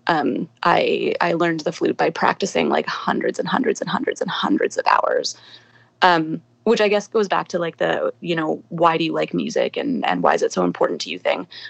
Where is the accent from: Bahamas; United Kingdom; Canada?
Canada; Calgary, Alberta; I grew up in Calgary